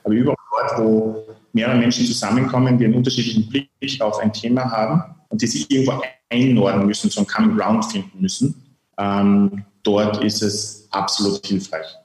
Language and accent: German; Lavant Valley, Carinthia, Austria; now in Graz, Austria; dort, wo ich herkomme, ein kleines Tal